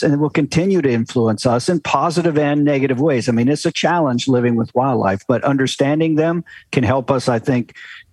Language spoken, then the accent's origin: English; Kansas, United States; moved away; also born or lived in South Carolina / Maine / Idaho; I grew up in Kansas